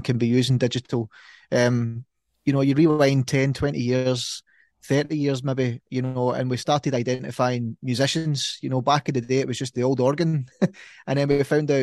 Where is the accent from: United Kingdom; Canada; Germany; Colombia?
United Kingdom; Ayrshire, Scotland; accent: Ayrshire; that's my Ayrshire accent